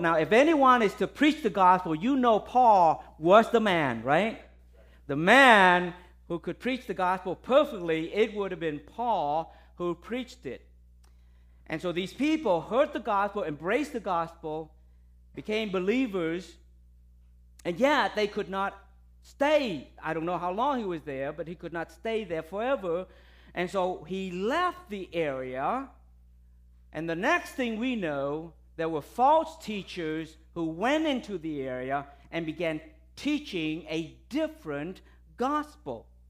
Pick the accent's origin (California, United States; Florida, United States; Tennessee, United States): Florida, United States; Tampa; I'm from Tampa.